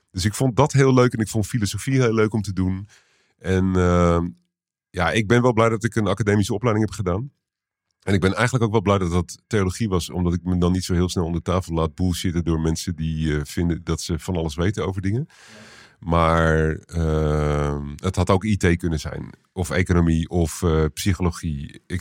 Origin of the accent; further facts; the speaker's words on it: Utrecht, Netherlands; born there; Ja, ik ben in Utrecht geboren, in de, in de Kerkstraat